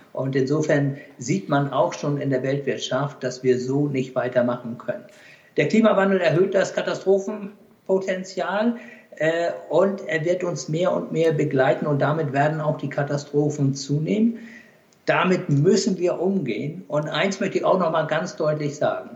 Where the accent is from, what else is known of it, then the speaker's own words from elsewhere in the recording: Hamburg, Germany; also born or lived in Pakistan; obwohl ich ein Hamburger Jung bin, ich bin ja in Hamburg geboren, das hören Sie vielleicht auch